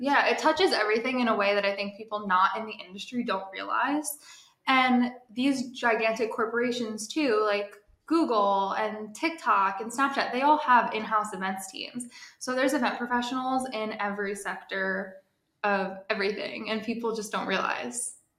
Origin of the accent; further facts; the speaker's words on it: New Jersey, United States; now in New York City, United States; I'm based in New York City. I'm originally from New Jersey